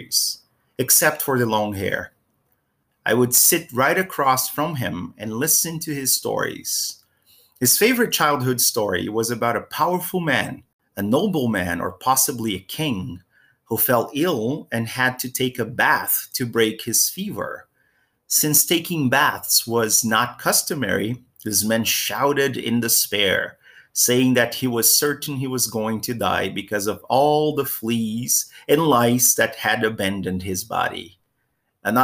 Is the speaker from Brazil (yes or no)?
yes; Brazil; my hometown in Brazil